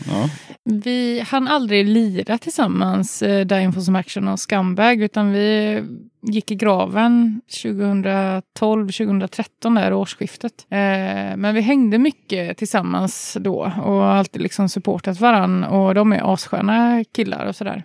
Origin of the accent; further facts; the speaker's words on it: Uddevalla, Västra Götaland, Sweden; jag och Jonny är från Uddevalla